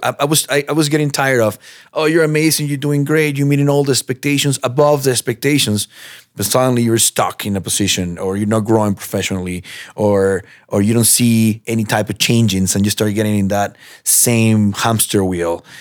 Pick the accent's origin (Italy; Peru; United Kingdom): Peru; now in United States; I'm from Peru